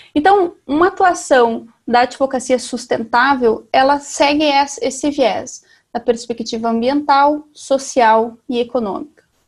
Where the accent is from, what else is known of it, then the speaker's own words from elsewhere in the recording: Salgado Filho, Paraná, Brazil; eu sou do Paraná, sou de Salgado Filho, uma cidade de 3.500 habitantes do sudoeste do Paraná